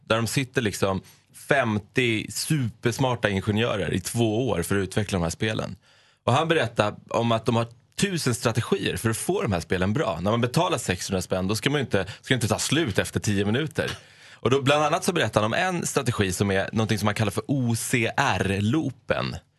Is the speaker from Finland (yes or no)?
no; Iran; now in Sweden; jag är från Persien, att jag jobbar med media